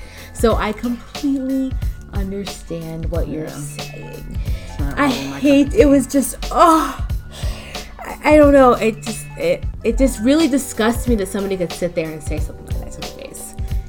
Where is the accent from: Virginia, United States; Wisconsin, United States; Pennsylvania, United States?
Pennsylvania, United States; Philadelphia; I'm from Philly.